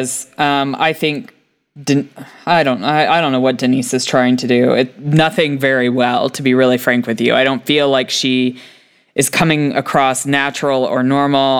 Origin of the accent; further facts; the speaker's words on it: United States; as an American